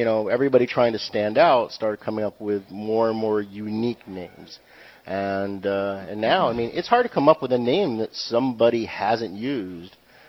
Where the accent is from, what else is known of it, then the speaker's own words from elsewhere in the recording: New England, United States; Yeah, I'm from New England.